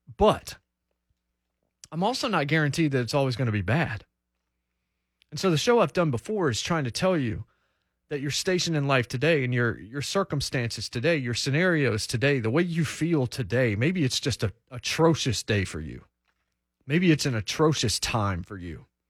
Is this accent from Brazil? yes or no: no; United States; also born or lived in North Carolina; I didn't grow up in Ohio. I grew up in Virginia and in North Carolina